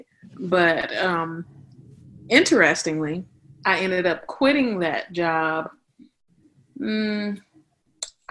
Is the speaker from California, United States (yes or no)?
yes; Los Angeles, California, United States; moved away as an adult; also born or lived in Texas; now in Atlanta, United States; I'm originally from Los Angeles, California, born and raised